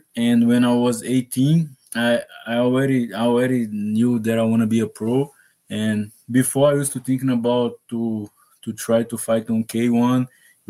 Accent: Minas Gerais, Brazil; English is a second language; moved away as an adult; also born or lived in Rio de Janeiro, Brazil; now in United States; I'm from Brazil, from the state of Minas Gerais in Brazil, and I'm a UFC fighter. I moved to America 5 years ago.

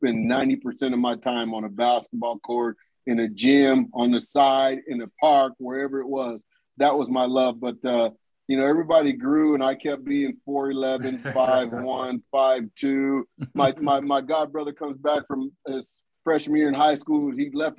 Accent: Southern California, United States; also born or lived in Los Angeles, California / Oxnard, California; I moved from South Central LA to Oxnard, California

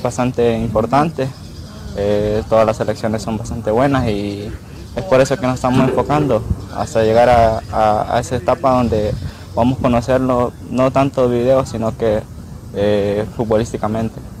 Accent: El Salvador; esos salvadoreños que somos

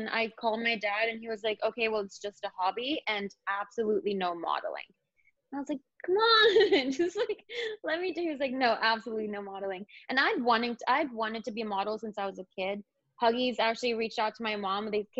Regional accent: London, United Kingdom; I lived in London. I grew up in London as well.

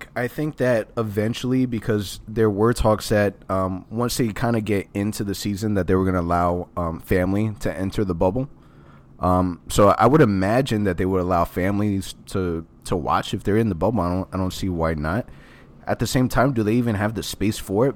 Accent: Orlando, Florida, United States; I have born and raised in Orlando.

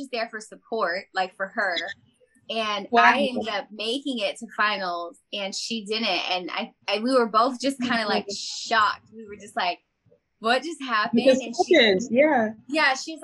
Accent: Sacramento, California, United States; moved away; I'm from Sacramento

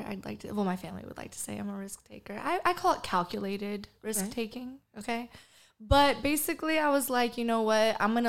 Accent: Bay Area, California, United States; moved away as an adult; also born or lived in Jacksonville, Florida; I'm originally from California, originally from the Bay Area.

